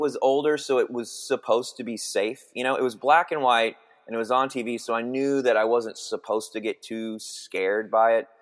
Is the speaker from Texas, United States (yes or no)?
yes; Denton, Texas, United States; I grew up in Texas. I grew up in the Dallas Fort Worth area, a little town called Denton, Texas.